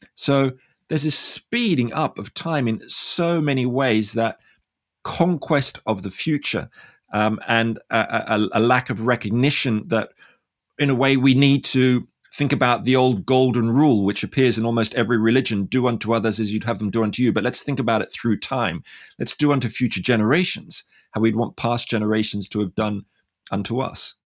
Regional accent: Australia; I'm from Australia

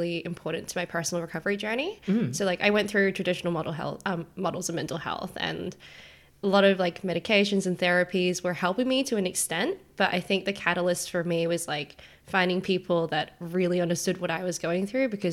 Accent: Perth, Western Australia, Australia; now in Melbourne, Australia; So I'm in Melbourne at the moment, but I'm originally from Perth.

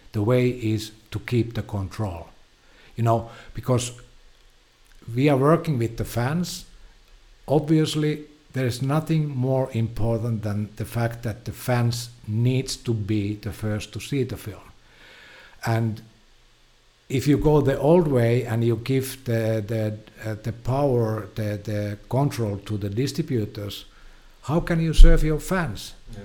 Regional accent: Finland; I'm from Finland.

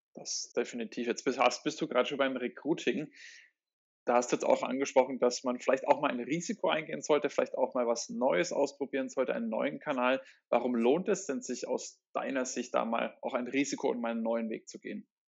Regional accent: Germany; uns Deutschen

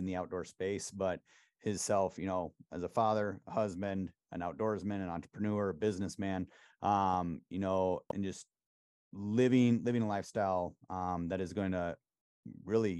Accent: Wisconsin, United States; just a little country bumpkin from Wisconsin

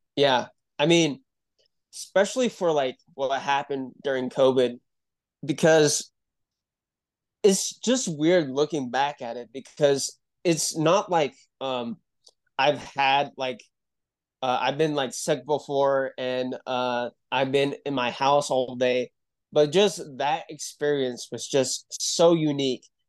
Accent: Utah, United States; I'm from Utah. and, uh, I grew up here

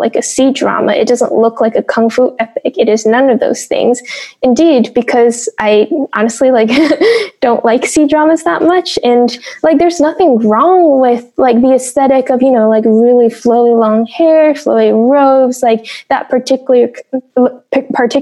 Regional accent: United States; I grew up in the West. I'm not a Chinese writer. I'm a Chinese American writer

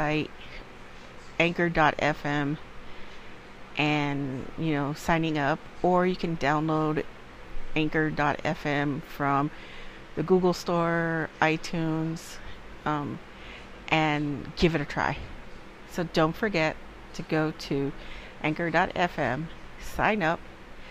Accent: Los Angeles, California, United States; I am from LA. Born and raised in California, Southern California to be exact.

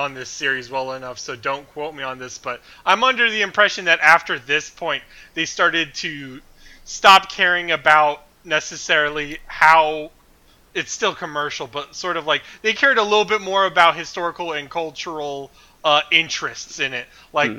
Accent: United States; And as an American

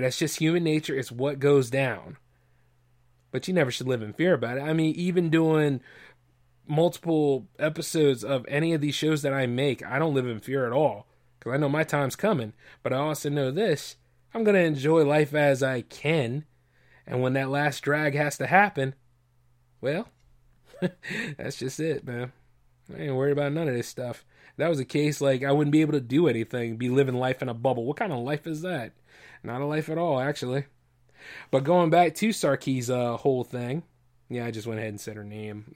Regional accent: United States; I'm an American, man. Always an American first

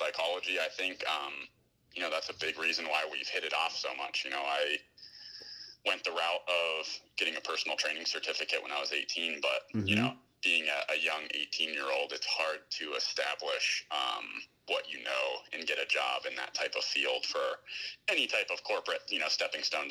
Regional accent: Pittsburgh, Pennsylvania, United States; also born or lived in Florida; I'm all East Coast. Originally from Pittsburgh, Pennsylvania. I was born in Florida, but I only really lived there for a year

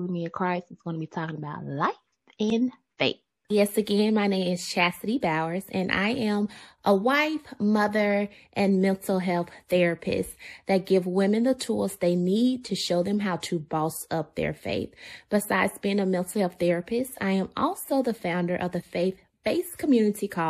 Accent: Memphis, Tennessee, United States; accent: country twang; we are from the South. Memphis

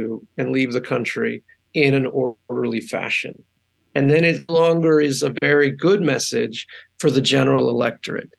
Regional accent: Arizona, United States; also born or lived in El Paso, Texas; I was born in Texas. I was born in El Paso. And I was raised in Arizona.

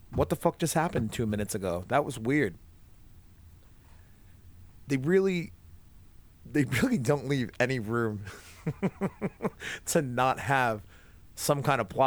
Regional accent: New England, United States; I'm from New England, and people in New England have a tendency to drop their R's anyway.

